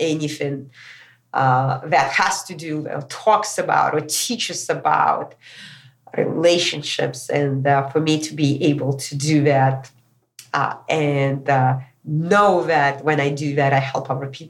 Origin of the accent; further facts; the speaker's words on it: Moscow, Russia; moved away; also born or lived in California; back to my hometown, Moscow, Russia.